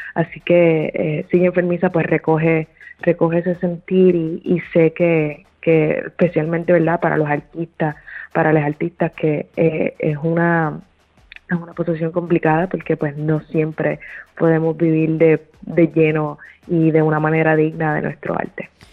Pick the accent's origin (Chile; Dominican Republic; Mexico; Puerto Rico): Puerto Rico; moved away as an adult; also born or lived in New York City, United States; now in Los Angeles, United States; desde que me mudé a la ciudad de Nueva York regresé a Puerto Rico